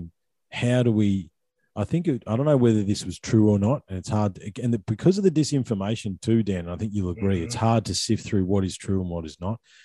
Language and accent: English; Australia; us as Australian people